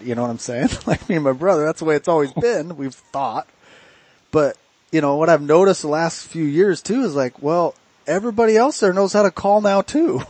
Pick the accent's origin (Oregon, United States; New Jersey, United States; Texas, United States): Oregon, United States; we're from Oregon. We live in the thick stuff